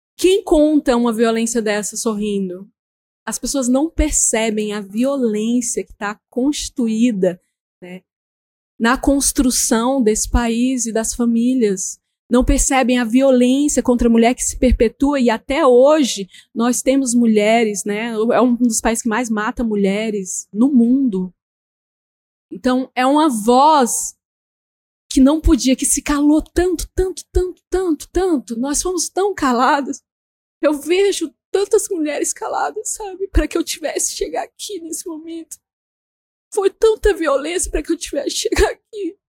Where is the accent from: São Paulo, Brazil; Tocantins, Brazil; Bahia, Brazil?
Tocantins, Brazil; Berohokã, Bananal Island; eu venho do Berorocã, nós somos um povo da água